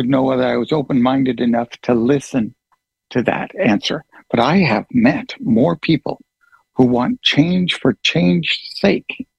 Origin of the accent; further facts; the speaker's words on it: United States; I am an American citizen